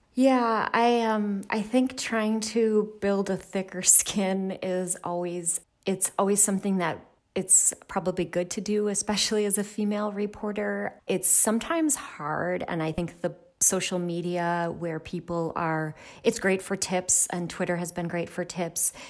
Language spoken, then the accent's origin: English; Milwaukee, Wisconsin, United States; moved away as an adult; I grew up in Milwaukee. My parents were, um, M P S teachers